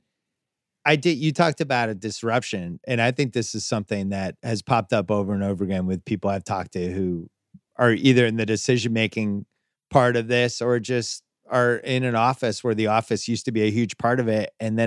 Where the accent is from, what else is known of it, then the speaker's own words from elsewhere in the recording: Boston, Massachusetts, United States; growing up in Boston in the 70s, early 80s